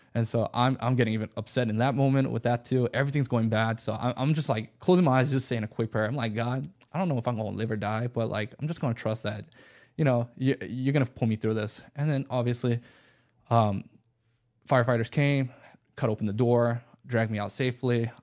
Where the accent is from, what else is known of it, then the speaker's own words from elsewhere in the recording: Buford, Georgia, United States; also born or lived in Los Angeles, California; Growing up in Beaufort, Georgia, not many options.